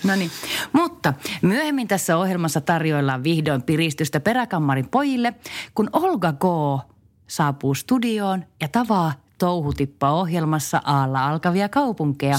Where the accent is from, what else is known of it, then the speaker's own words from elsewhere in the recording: Varkaus, North Savo, Finland; Meillä Varkaudessa